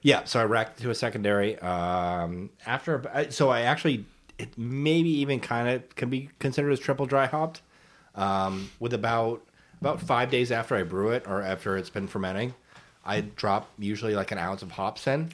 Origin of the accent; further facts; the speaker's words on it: New England, United States; I'm from New England